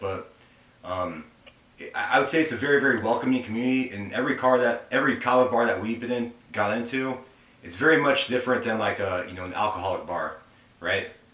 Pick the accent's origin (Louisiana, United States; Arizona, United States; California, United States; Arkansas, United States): Arizona, United States; moved away as an adult; now in Alabama, United States; we're originally from Arizona and we moved out here to Alabama uh, almost a year ago.